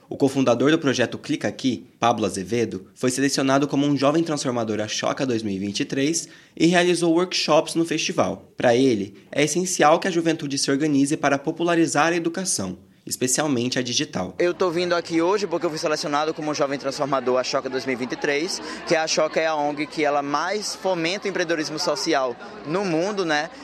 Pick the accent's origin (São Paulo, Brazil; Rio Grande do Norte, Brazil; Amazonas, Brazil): Rio Grande do Norte, Brazil; eu sou do Rio Grande do Norte